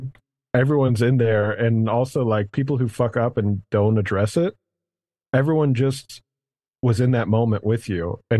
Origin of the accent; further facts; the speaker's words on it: Louisiana, United States; It's like when someone's like, what's it like growing up in Louisiana? You're like, I don't know. I didn't grow up anywhere else.